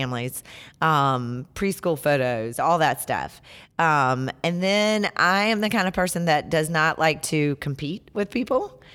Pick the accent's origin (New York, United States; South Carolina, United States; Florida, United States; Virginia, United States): South Carolina, United States; Hartsville; accent: Southern; also born or lived in Lafayette, Indiana; now in Greenville, United States; South Carolina born and raised